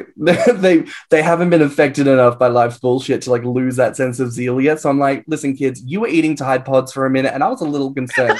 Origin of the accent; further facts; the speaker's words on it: Australia; now in England, United Kingdom; as an Australian living in England, I am an immigrant